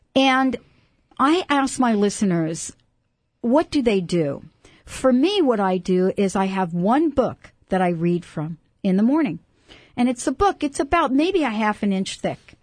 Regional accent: New York City, New York, United States; I come from New York City

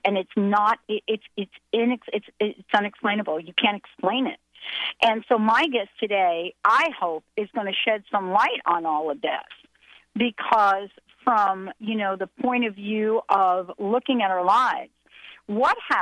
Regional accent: East Coast, United States; I'm from the East Coast

